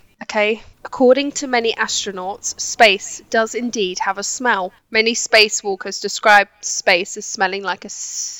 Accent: England, United Kingdom; I said, yeah, England. She goes, oh, you just have an accent.

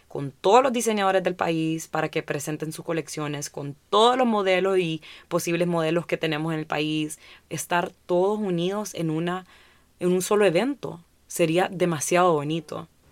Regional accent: Honduras; crecer como hondureños en esta industria

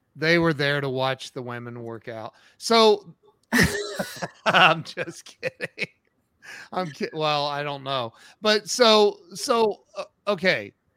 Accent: Ohio, United States; I'm from Ohio

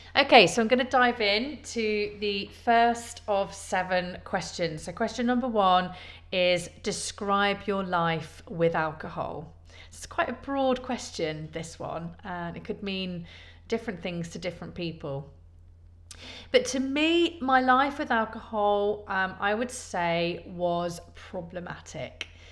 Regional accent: Leicester, East Midlands, United Kingdom; moved away as an adult; also born or lived in London; now in Poole, United Kingdom; I was born in Leicester originally. Um, I moved away at 19

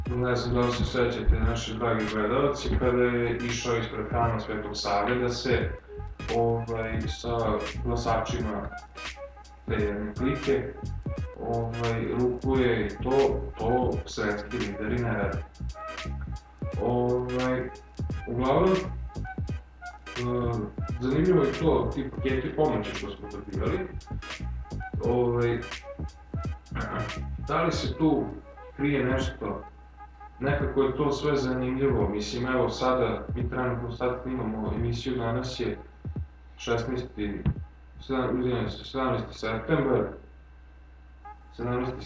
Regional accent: Serbia

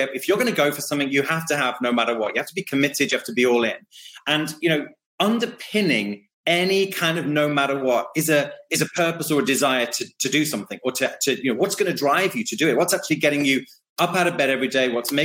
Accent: United Kingdom; I have some funny sayings that are very British

